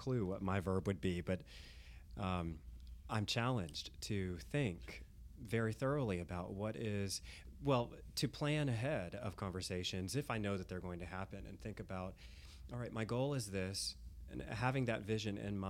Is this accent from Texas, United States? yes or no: yes; Houston, Texas, United States; moved away; I'm from Houston